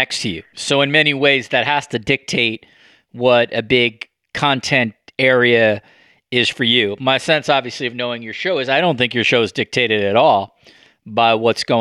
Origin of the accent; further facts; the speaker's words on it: United States; now in Canada; I'm an American living in Canada